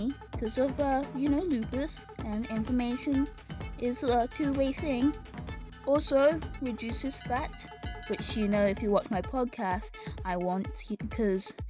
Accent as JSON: {"language": "English", "country": "United Kingdom", "said": "I'm British"}